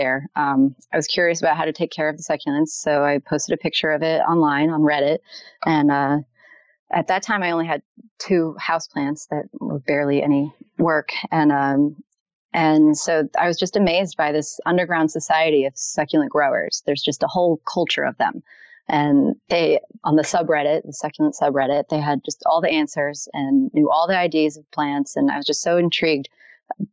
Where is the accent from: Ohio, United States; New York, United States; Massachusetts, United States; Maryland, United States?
Maryland, United States; now in Leesburg, United States; I'm from Maryland. I live in Leesburg, Virginia, though.